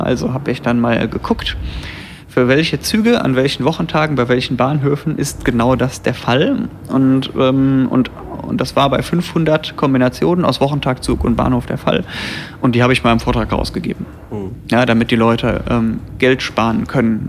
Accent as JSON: {"language": "German", "area": "near Bonn", "region": "North Rhine-Westphalia", "country": "Germany", "said": "Ich komme nämlich aus der Nähe von Bonn"}